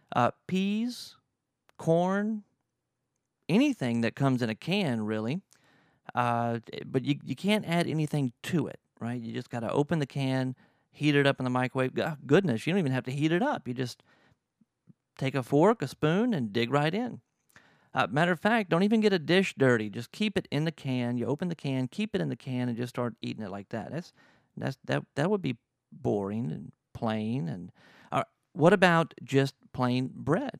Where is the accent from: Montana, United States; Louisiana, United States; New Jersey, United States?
Louisiana, United States; I'm from Louisiana.